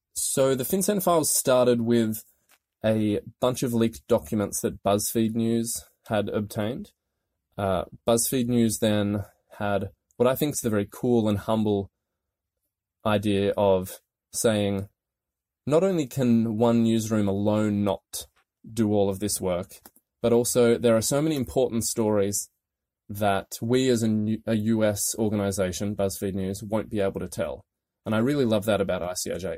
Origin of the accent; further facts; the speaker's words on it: Australia; moved away as an adult; also born or lived in London / Paris; now in Washington, D.C., United States; as my accent will tell you, I'm not from here. I'm Australian and moved to D C in two thousand and sixteen